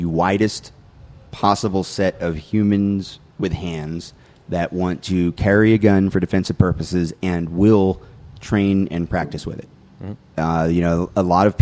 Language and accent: English; North Georgia, United States; moved away as an adult; now in North Carolina, United States; I graduated from high school in North Georgia